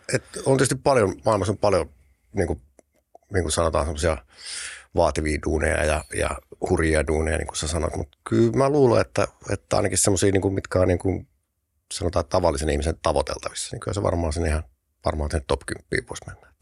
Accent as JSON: {"language": "Finnish", "town": "Tampere", "region": "Pirkanmaa", "country": "Finland", "tie": "born or raised there", "also_born_or_lived": "Riihimäki", "said": "mä oon syntynyt Tampereella, sitten semmoinen musta hetki, mä asunut Riihimäellä nuoruuden, mutta sitten sit, mä en kerro koskaan kenellekään, mutta sit mä oon syntynyt Tampereella ja asunut Tampereella"}